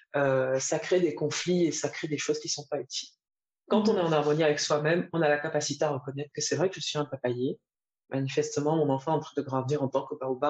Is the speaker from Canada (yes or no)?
no; Edéa, Littoral, Cameroon; moved away; also born or lived in Côte d'Ivoire / Paris, France / Singapore; j'ai grandi à Edea, au Cameroun, entre une petite ville industrielle, entre Douala et Yaoundé.